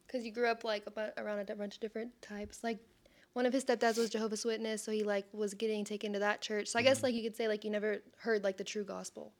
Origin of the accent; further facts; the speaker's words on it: Sherman, Texas, United States; I'm born and raised in Sherman